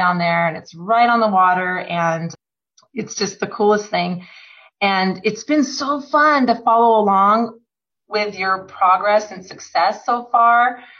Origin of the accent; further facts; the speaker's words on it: Tacoma, Washington, United States; now in Bellingham, United States; I grew up in Tacoma